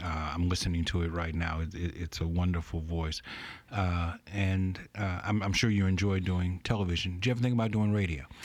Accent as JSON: {"language": "English", "town": "Baton Rouge", "region": "Louisiana", "country": "United States", "tie": "born or raised there", "said": "When I was a kid, I grew up here in Baton Rouge."}